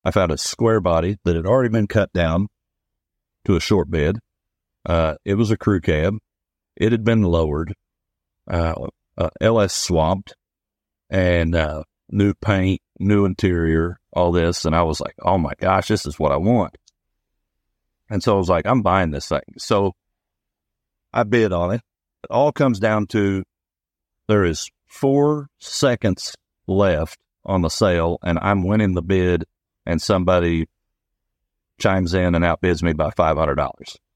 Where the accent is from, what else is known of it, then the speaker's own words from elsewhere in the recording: Eldorado, Illinois, United States; I grew up in El Dorado.